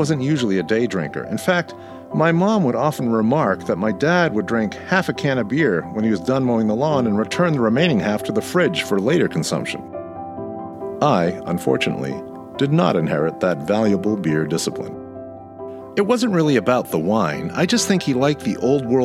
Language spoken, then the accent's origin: English; Maynard, Massachusetts, United States; the village of my hometown, Maynard, Mass.